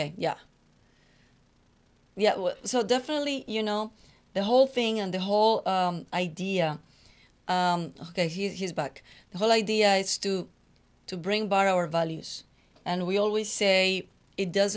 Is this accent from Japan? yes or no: no; Colombia; English is a second language; also born or lived in Texas; now in Houston, United States; I come from Colombia in a very conservative family, a very strict family